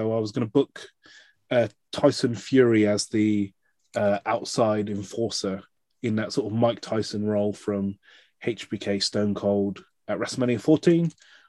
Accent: United Kingdom; But we still always have that moment as British fans.

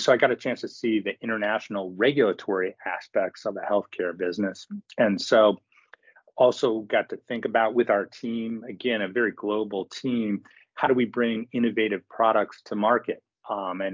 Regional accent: Midwest, United States; also born or lived in Cleveland / Michigan / Chicago; Grew up in the Midwest

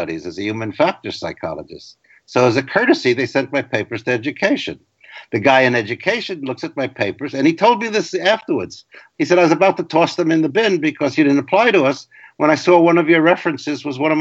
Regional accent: New York City, New York, United States; I grew up in the Bronx, working class family, stable, loving

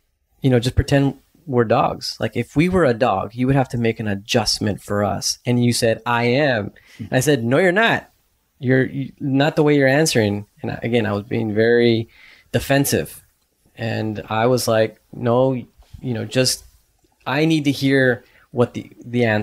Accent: Texas, United States; moved away; I'm in Vermont and I'm from Texas

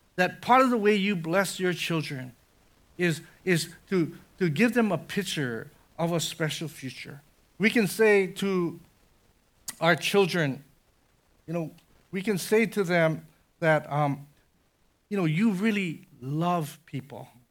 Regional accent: Conway, Illinois, United States; I had a neighbor growing up in Conway, Illinois

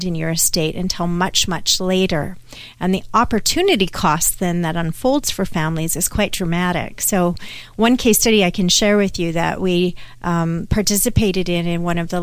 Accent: Canada; I'm Canadian

